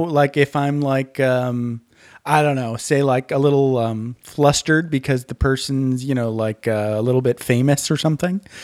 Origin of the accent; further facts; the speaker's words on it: Menominee, Michigan, United States; where I grew up is a place called Menominee, Michigan